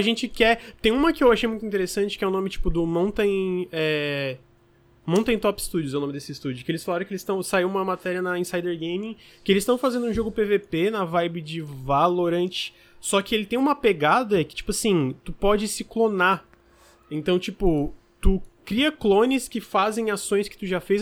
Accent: Criciúma, Santa Catarina, Brazil; eu sou de Criciúma que é média para pequena

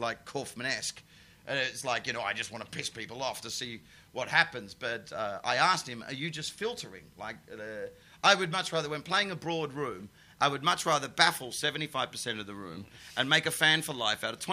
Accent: Perth, Western Australia, Australia; moved away as an adult; now in England; we were gigging together in Perth, my hometown, in a lawn bowls club

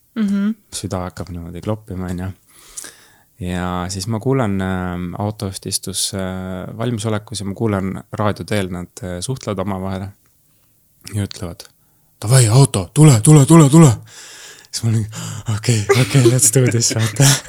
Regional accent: Türi, Järva County, Estonia; tulen Türilt ja ma olen massöör

